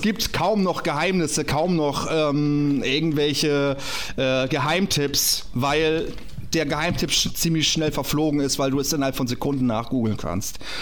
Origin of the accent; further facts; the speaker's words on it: Kappeln, Schleswig-Holstein, Germany; ich komme aus Schleswig-Holstein, aus Kappeln, also da bin ich geboren worden